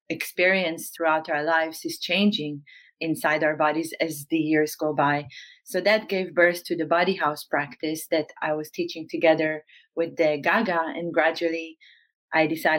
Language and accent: English; Northern District, Israel; moved away as an adult; now in Amsterdam, Netherlands; I grew up in Israel, in the north part of Israel, in a very small town. And I moved to Holland in 2008. This is my base now in Amsterdam